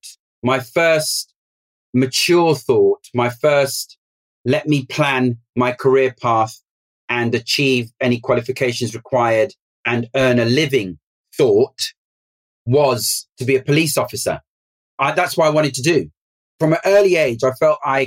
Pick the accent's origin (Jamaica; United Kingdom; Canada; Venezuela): United Kingdom; London; I grew up in West London